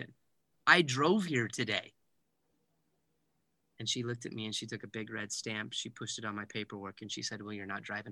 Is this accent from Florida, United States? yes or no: no; Heber City, Utah, United States; I am from Heber City, Utah. A small little town, more cows than people at one point